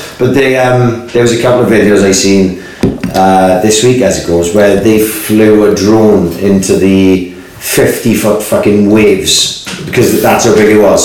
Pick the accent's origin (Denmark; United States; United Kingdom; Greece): United Kingdom; Swansea, Wales; I grew up in Mount Pleasant as well, only halfway up the hill